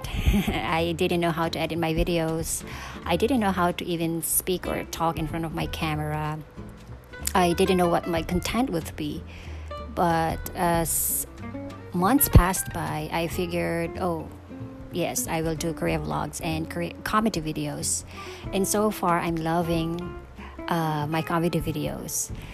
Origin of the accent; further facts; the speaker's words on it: Philippines; moved away as an adult; now in Seoul, South Korea; I'm from the Philippines.